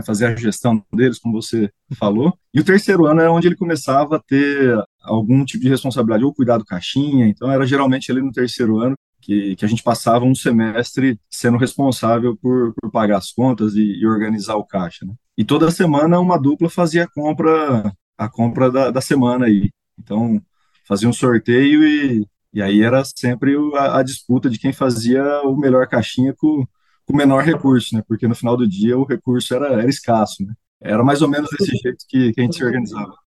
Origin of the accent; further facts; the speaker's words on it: Piacatu, São Paulo, Brazil; moved away as an adult; now in Piracicaba, Brazil; Eu sou natural da Grande Piacatu